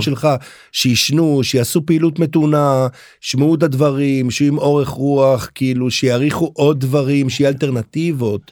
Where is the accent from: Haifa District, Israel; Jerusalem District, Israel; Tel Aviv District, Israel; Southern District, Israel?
Haifa District, Israel; Haifa; אני גדלתי בחיפה